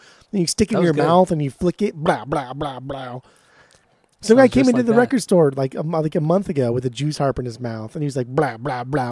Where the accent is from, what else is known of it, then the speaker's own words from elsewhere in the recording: Southern California, United States; we grew up in Southern California